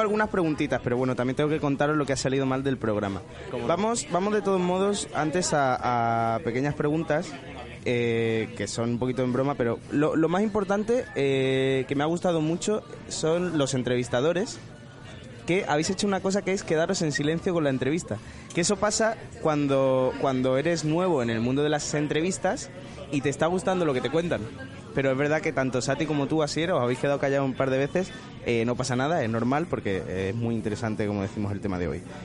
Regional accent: Benalmádena, Andalusia, Spain; soy de Benalmádena

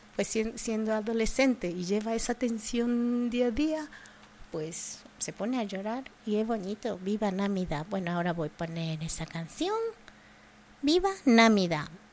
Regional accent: Japan; Spanish is a second language; also born or lived in Andalusia; now in Spain; mi tierra, Japón

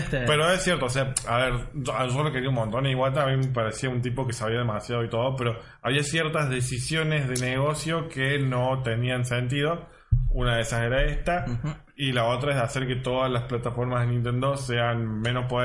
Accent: Córdoba, Argentina; Salió súper cordobés, cordobés. bueno, somos de Córdoba, ¿qué esperas?

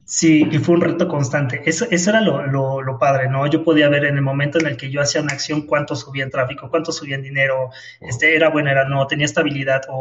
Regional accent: Mexico City, Mexico; yo nací aquí en, Ciudad de México y bueno, criado en, Ciudad de México, en el Estado de México, que básicamente es la Ciudad de México, ¿no? Chilango

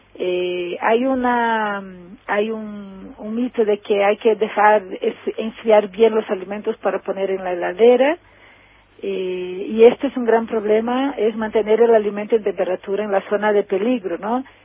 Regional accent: Brazil; Spanish is a second language; also born or lived in Argentina; soy brasileña

